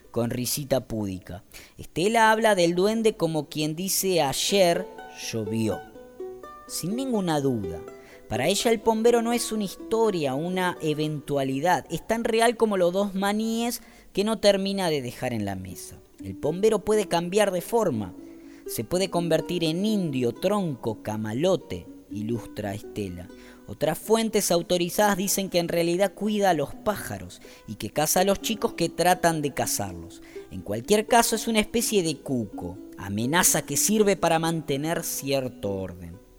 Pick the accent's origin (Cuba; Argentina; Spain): Argentina; Wanda, Misiones; Los de Posadas no saben esas cosas, nosotros los del interior las conocemos. Yo soy de Wanda